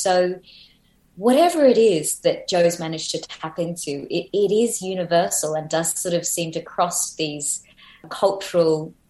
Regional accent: Australia; We started off as a British penal colony, so like there's got to be some crossovers there.

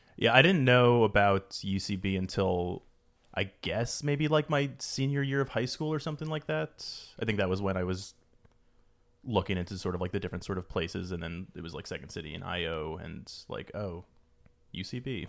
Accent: East Coast, United States; moved away as an adult; now in Los Angeles, United States; I'm from the East Coast originally

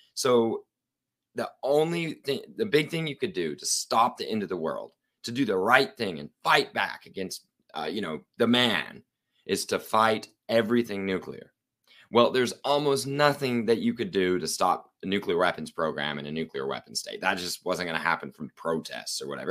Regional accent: Oklahoma City, Oklahoma, United States; I'm from Oklahoma City, Oklahoma, uh, beautiful state with no nuclear plants.

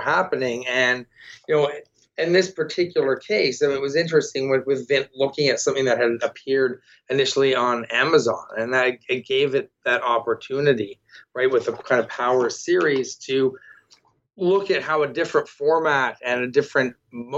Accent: Toronto, Ontario, Canada; I'm from Toronto

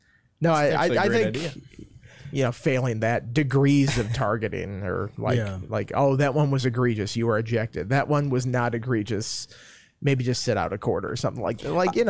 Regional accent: Minnesota, United States; moved away; I'm from Minnesota.

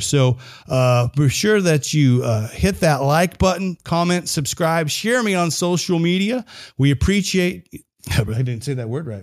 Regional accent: United States; I'm an American

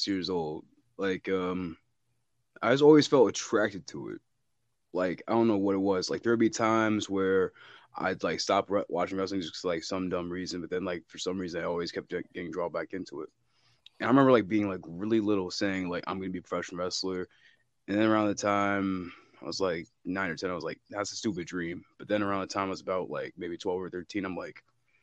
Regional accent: Camden, New Jersey, United States; born and raised in Camden, New Jersey.

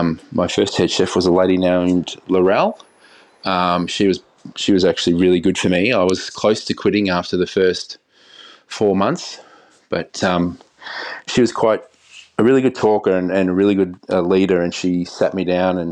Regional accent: Echuca, Victoria, Australia; I grew up in a regional town in Victoria called Echuca. I grew up on a farm with my grandmother living next door.

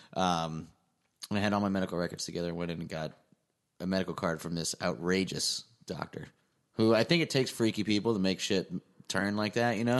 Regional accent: Scranton, Pennsylvania, United States; moved away; I grew up in Scranton, Pennsylvania.

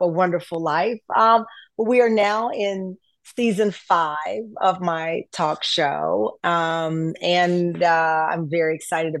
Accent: the South, United States; as a Southerner

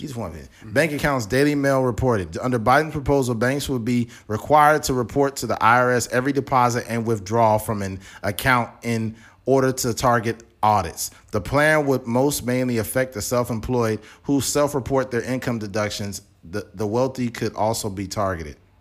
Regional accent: United States; as an American

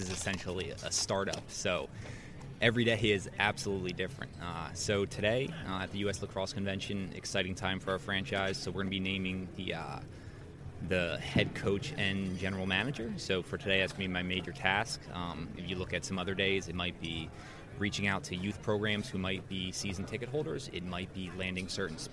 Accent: New Jersey, United States; moved away as an adult; also born or lived in Pennsylvania / North Carolina / Denver; I grew up in New Jersey, played lacrosse there

